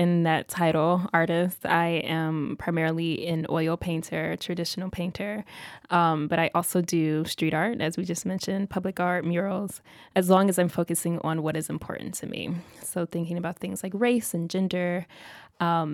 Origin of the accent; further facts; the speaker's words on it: Oklahoma City, Oklahoma, United States; moved away; also born or lived in Philadelphia; I am originally from Oklahoma City.